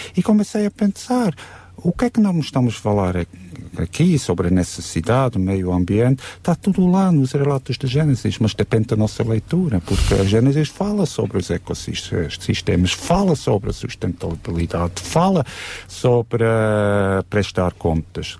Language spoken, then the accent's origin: Portuguese; Switzerland; now in Sintra, Portugal; Eu que sou da Suíça